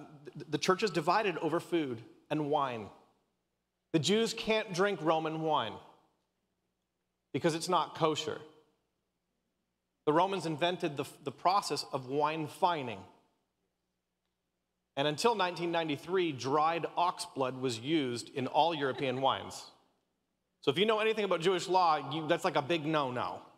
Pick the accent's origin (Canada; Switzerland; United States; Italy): Canada; My wife is Australian, and of course I'm Canadian, and my parents are like locked up in Canada right now.